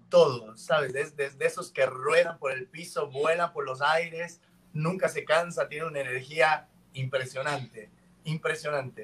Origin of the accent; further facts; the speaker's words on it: Cuenca, Azuay, Ecuador; now in Guayaquil, Ecuador; Yo no soy oriundo de Guayaquil, yo nací en Cuenca, yo nací en la montaña.